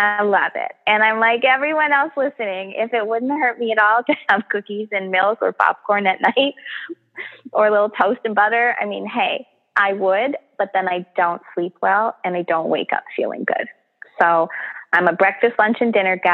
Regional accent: Canada; We're so Canadian

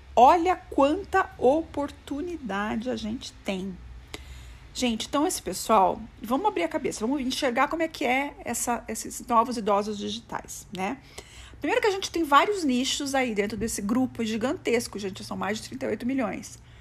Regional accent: Brazil

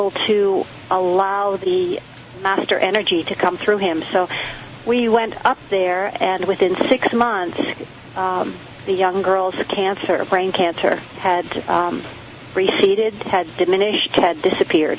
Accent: New York, United States; moved away as an adult; also born or lived in Massachusetts / New Bedford, Massachusetts; now in San Diego, United States; I'm from New York and raised my children in Massachusetts, but I'm talking to you from San Diego tonight

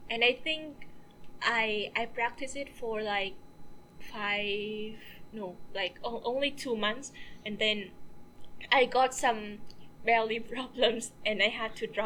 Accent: Vietnam; moved away; I'm from Vietnam.

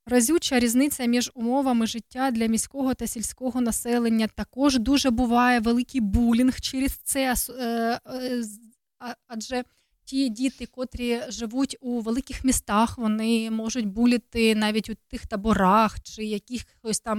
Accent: Ukraine; Бо то ж українські жінки. Так, то ж українські, то ми ж з України.

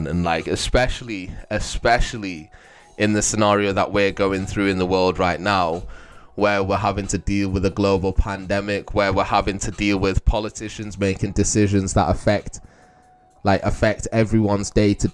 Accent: Manchester, North West England, United Kingdom; moved away; I moved to Manchester

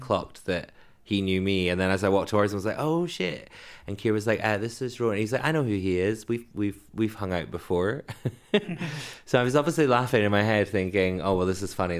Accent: Edinburgh, Scotland, United Kingdom; now in London, United Kingdom; where I grew up in Edinburgh

